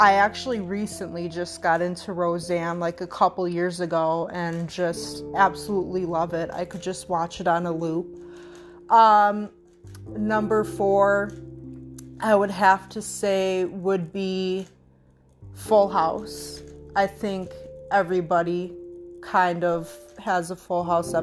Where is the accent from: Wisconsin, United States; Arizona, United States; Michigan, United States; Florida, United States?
Wisconsin, United States; I'm from Wisconsin